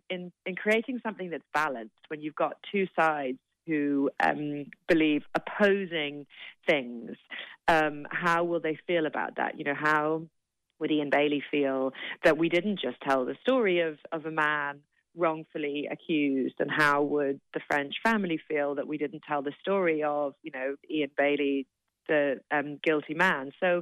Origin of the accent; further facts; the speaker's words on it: London, United Kingdom; So my parents, but then we grew up in London, but I still have cousins in Limerick.